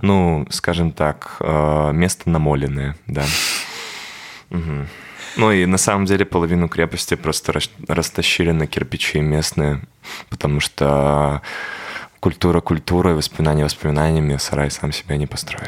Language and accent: Russian; Babruysk, Mogilev Region, Belarus; moved away; also born or lived in Minsk; я родился в Бобруйске